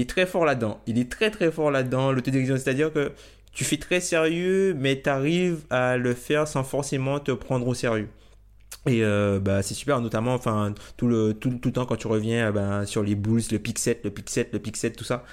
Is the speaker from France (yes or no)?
yes; Guadeloupe, France; moved away as an adult; also born or lived in south of Île-de-France; now in Île-de-France, France; originaire de Guadeloupe du coup. je suis en France hexagonale depuis maintenant 5 ou 6 ans